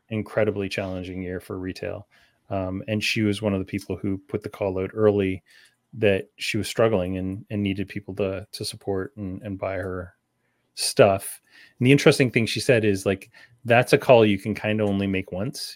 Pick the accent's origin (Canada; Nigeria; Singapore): Canada; also born or lived in London, Ontario; as Canadian as they get